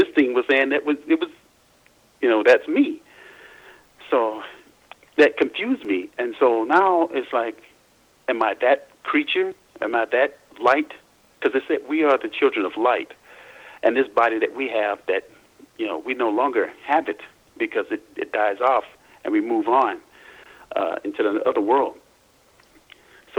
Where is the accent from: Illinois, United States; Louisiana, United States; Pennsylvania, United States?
Louisiana, United States; when I was born in Louisiana